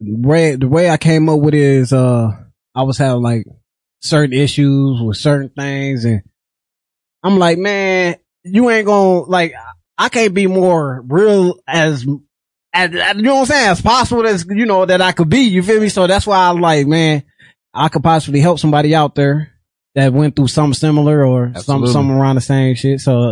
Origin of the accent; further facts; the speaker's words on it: Rockford, Illinois, United States; But I'm from Rockford, Illinois. You know what I'm saying? I'm from the West Side. I grew up on the West Side